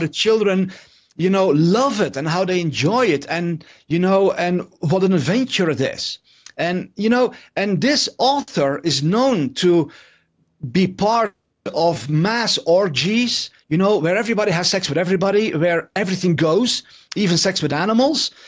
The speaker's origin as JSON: {"language": "English", "country": "Netherlands", "said": "I'm from the Netherlands"}